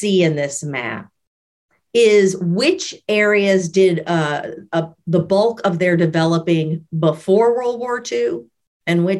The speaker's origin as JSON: {"language": "English", "town": "New Orleans", "region": "Louisiana", "country": "United States", "tie": "born or raised there", "also_born_or_lived": "Baton Rouge", "said": "I grew up in New Orleans"}